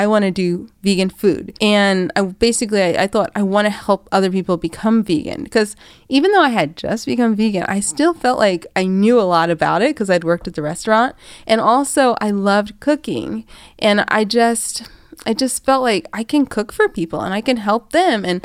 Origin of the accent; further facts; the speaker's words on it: Atlanta, Georgia, United States; I'm from Atlanta, Georgia.